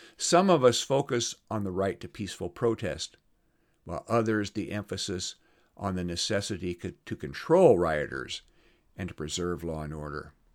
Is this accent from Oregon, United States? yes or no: no; Iowa, United States; moved away; I'm going over to my hometown in Iowa